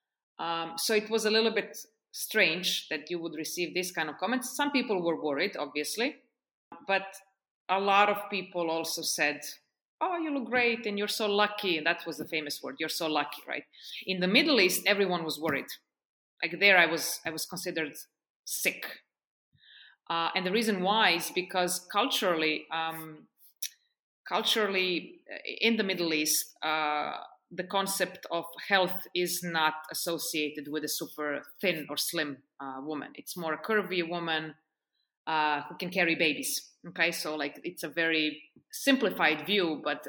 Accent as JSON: {"language": "English", "country": "Serbia", "also_born_or_lived": "Portugal / United States / Oman / France", "moved": "yes", "lives_now": "Estonia", "said": "I lived in Serbia, which is my home country."}